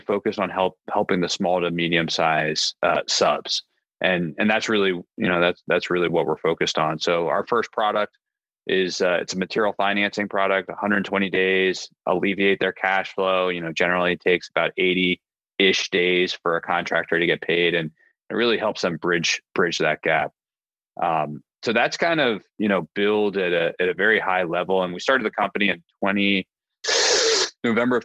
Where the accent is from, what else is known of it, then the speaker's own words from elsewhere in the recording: Annapolis, Maryland, United States; moved away as an adult; also born or lived in Delaware / San Francisco; I am originally from Annapolis, Maryland